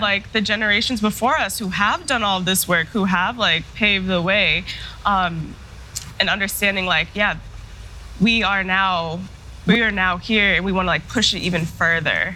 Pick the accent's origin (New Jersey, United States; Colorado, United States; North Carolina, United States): Colorado, United States; Denver; also born or lived in Michigan / Chicago; I was born and raised in Denver, Colorado